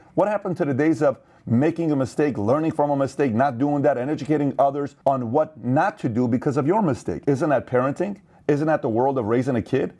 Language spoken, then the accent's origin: English; Iran; now in United States; Assyrian, born in Iran, and made in America